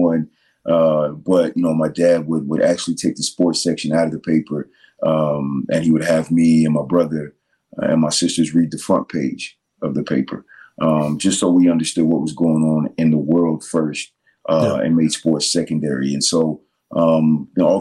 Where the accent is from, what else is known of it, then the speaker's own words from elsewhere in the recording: Virginia, United States; I'm from Virginia, you know, super small town, coal mining town, you know, I grew up around a lot of hard workers